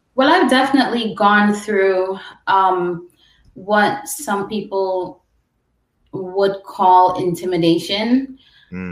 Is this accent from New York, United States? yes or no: yes; New York City, New York, United States; also born or lived in Guyana / Brooklyn / Long Island; I was born in Guyana, I'm Caribbean, but I grew up in New York City